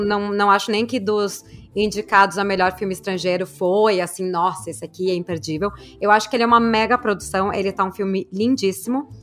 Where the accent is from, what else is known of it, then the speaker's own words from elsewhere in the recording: Brazil; sou do Brasil